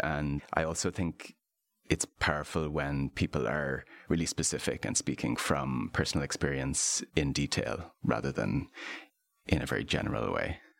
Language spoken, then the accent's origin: English; Ireland; I'm an Irish artist and lapsed architect.